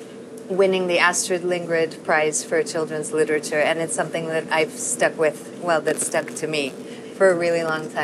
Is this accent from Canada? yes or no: no; India; also born or lived in Casablanca, Massachusetts, United States / London, United Kingdom / Paris, France; now in Madrid, Spain; I'm from many places in the world. I was born in Casablanca, but I'm from India. I've lived in London, Paris, and now in Madrid.